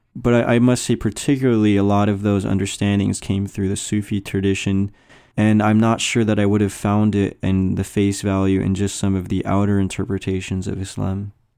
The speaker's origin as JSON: {"language": "English", "country": "United States", "said": "I came from the American culture"}